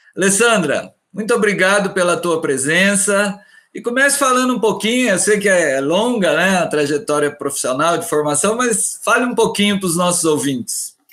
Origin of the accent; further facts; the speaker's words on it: interior of Minas Gerais, Brazil; Eu, sou do, eu sou do interior de Minas e, quer dizer, Minas Gerais